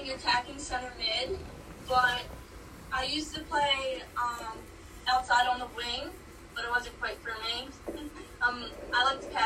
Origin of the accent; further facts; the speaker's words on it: Langhorne, Pennsylvania, United States; I'm from Langhorne, Pennsylvania.